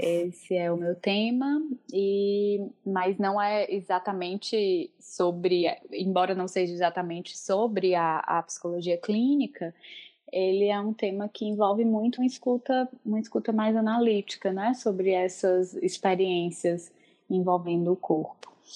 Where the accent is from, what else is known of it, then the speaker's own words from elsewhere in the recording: Northeast Brazil, Brazil; accent: nordestina; moved away as an adult; also born or lived in Porto, Portugal; now in Fortaleza, Brazil; brasileira. É, como vocês vão perceber pelo meu sotaque, sou nordestina, falo agora diretamente da cidade de Fortaleza, no Ceará